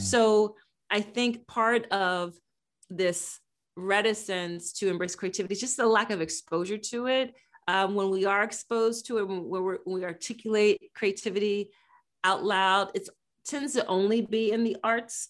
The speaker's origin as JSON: {"language": "English", "town": "Philadelphia", "region": "Pennsylvania", "country": "United States", "tie": "born or raised there", "said": "based in my hometown, Philadelphia"}